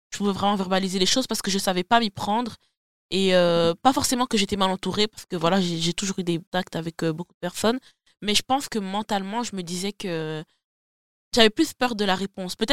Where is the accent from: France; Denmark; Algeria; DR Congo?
DR Congo; parce que je suis congolaise, et parce que la santé mentale chez moi, j'ai grandi comme ça, je dois garder ça comme c'est.